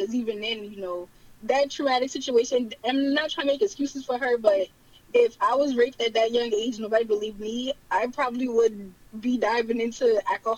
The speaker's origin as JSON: {"language": "English", "town": "Charleston", "region": "South Carolina", "country": "United States", "tie": "born or raised there", "accent": "Geechee"}